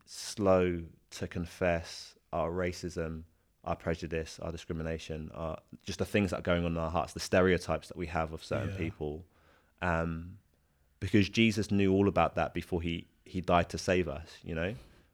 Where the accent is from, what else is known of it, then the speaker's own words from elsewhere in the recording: England, United Kingdom; Not just me as a Christian, but me as a as an Englishman